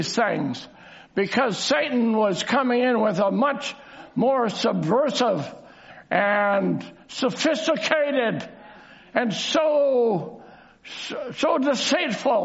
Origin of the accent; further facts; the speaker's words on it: Canada; I'm just a Canadian up here preaching